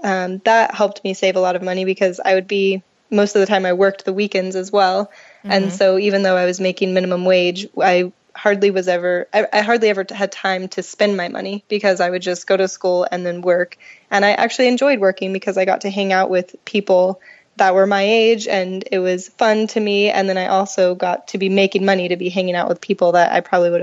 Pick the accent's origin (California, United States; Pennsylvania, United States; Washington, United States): California, United States; Fontana; So I'm from Southern California, born and raised.